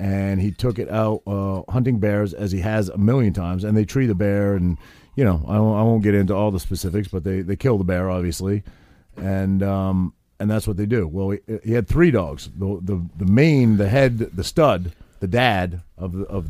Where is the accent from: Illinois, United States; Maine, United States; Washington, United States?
Maine, United States; I grew up in Maine, and I grew up hunting and fishing and all that sort of thing